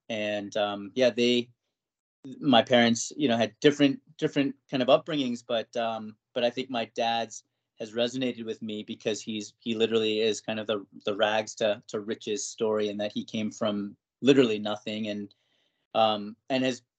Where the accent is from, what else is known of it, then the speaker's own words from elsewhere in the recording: Westport, Connecticut, United States; also born or lived in Flushing, Queens, New York / Thailand; growing up Asian in Westport, or other, right, non-white in a predominantly white, you know, then kind of middle class, now more so affluent